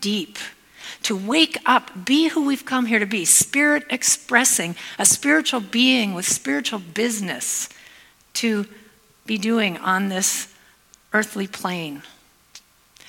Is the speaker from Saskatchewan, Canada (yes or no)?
no; Hamilton, Ontario, Canada; moved away as an adult; now in Spokane, United States; I am Canadian, even though I live in Spokane, Washington. I'm from the Hamilton area originally, and I've lived in the States for 15 years